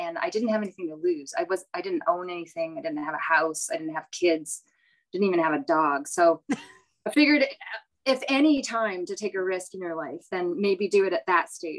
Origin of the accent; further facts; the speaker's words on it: Prince George, British Columbia, Canada; also born or lived in Ottawa area; now in Carleton Place, Canada; I grew up in Prince George, BC. My parents and I moved out there in 1973 from the Ottawa area.